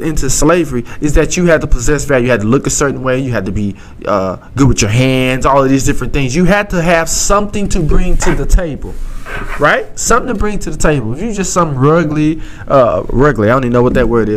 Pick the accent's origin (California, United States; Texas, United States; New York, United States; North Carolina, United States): Texas, United States; Southeast; accent: country grammar; I'm from Southeast Texas, and I talk that talk